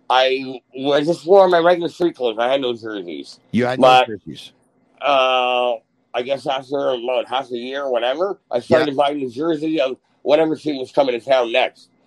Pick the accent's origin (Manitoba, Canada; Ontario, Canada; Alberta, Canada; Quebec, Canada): Ontario, Canada; Toronto; Yeah, we're from Toronto.